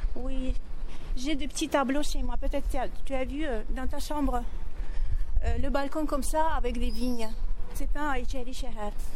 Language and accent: French; Azerbaijan; French is a second language; J'ai jamais sorti d'Azerbaïdjan, j'ai appris le français ici